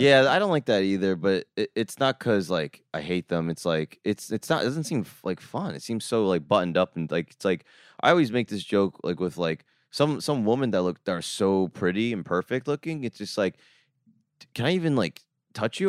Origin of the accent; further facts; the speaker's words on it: Jersey Shore, New Jersey, United States; I grew up in the Jersey Shore